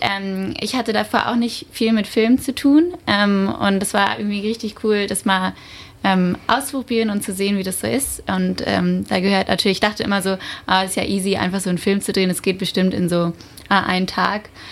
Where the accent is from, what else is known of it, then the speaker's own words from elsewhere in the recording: Frankfurt am Main, Hesse, Germany; moved away as an adult; now in Berlin, Germany; ich komme ursprünglich aus Frankfurt am Main